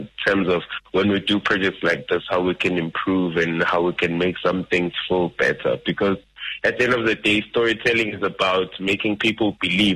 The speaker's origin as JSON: {"language": "English", "town": "Nelspruit", "region": "Mpumalanga", "country": "South Africa", "moved": "yes", "said": "I am originally from Mpumalanga in Nelspruit"}